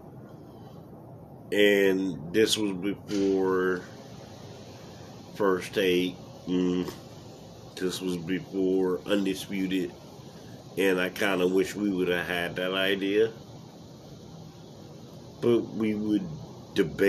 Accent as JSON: {"language": "English", "country": "United States", "said": "my home country, United States"}